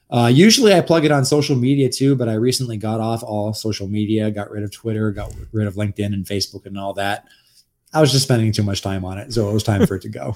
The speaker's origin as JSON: {"language": "English", "town": "Los Angeles", "region": "California", "country": "United States", "moved": "yes", "lives_now": "Texas, United States", "said": "I'm actually a Los Angelino originally. So I'm, like, a fake Texan"}